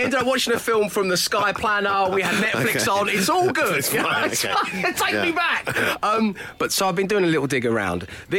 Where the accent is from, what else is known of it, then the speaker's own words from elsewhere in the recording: London, United Kingdom; We didn't have snugs growing up in Cholton in South London.